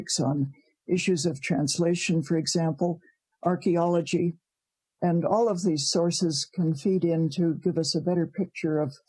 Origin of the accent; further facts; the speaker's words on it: Providence, Rhode Island, United States; moved away as an adult; now in Canada; I was born in Providence, Rhode Island.